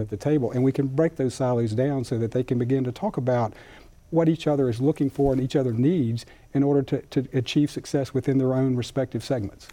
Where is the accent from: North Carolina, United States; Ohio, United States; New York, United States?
North Carolina, United States; Rutherford County; I grew up in Rutherford County, you know, not too far from here